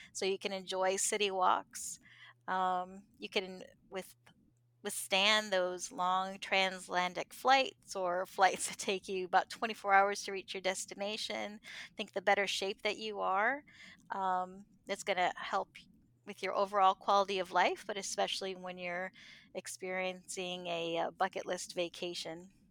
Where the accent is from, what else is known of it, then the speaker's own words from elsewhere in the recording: New York, United States; now in Southwest Florida, United States; I'm originally from New York State.